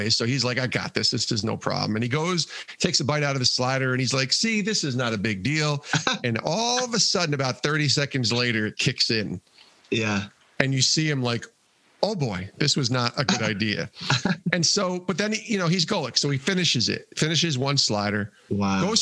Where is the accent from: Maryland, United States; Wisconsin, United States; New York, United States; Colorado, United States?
Colorado, United States; I'm from Colorado, so I love.